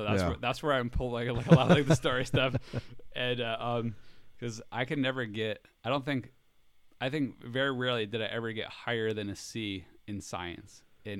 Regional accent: United States; moved away as an adult; now in Florida, United States; since I'm from New York

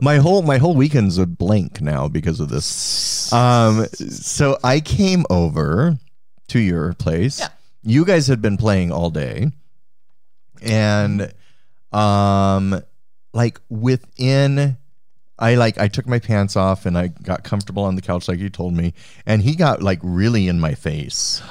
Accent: Cheyenne, Wyoming, United States; I was born in Cheyenne, Wyoming.

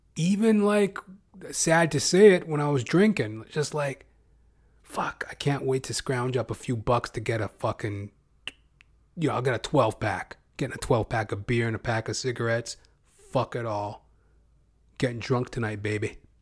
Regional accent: Canada; as a Canadian

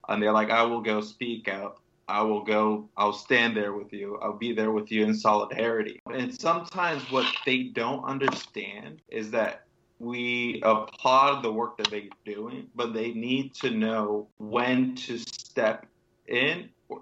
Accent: Northern Virginia, United States; I grew up in Northern Virginia

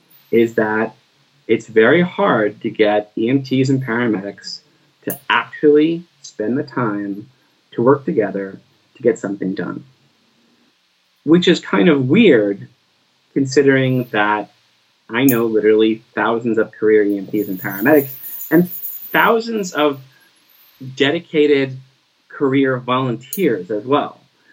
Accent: Bridgewater, New Jersey, United States; When I grew up in Bridgewater, the fire department did not do rescue other than fire rescue.

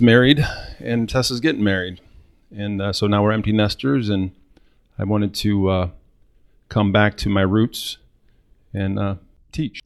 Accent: Northwest Ohio, United States; Born and raised in Northwest Ohio

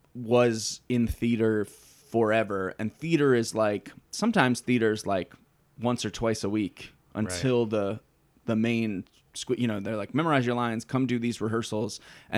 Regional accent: Cleveland, Ohio, United States; moved away; I am from Cleveland.

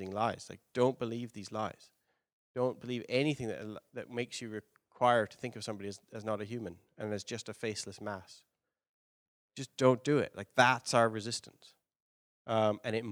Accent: London, United Kingdom; moved away; I'm from London

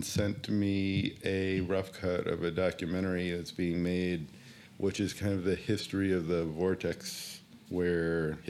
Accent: West Coast, United States; So it was interesting growing up on the West Coast

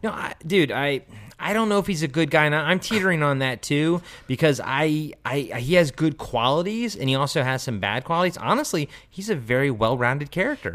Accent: United States; I grew up outside of D C

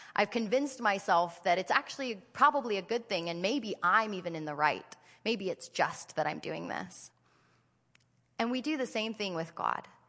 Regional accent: United States; I'm an American

